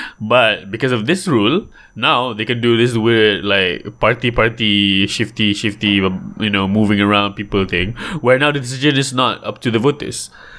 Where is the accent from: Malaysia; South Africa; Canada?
Malaysia; Johor; I can say this because I'm from Johor.